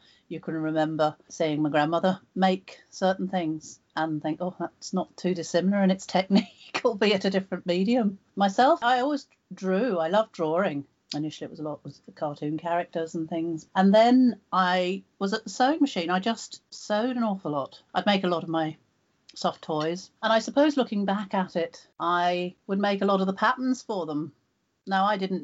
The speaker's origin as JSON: {"language": "English", "area": "just outside Cambridge", "region": "East of England", "country": "United Kingdom", "tie": "born or raised there", "said": "I was born just outside Cambridge on a farm"}